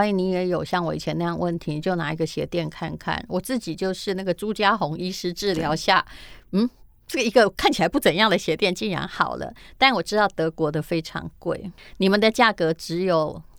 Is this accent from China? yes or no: no; Yilan County, Taiwan; 因为我们是宜兰人的缘故